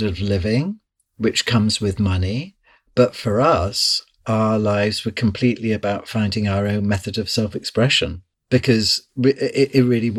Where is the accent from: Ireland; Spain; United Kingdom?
United Kingdom; near Liverpool, North West England; moved away; also born or lived in London; I grew up in near Liverpool.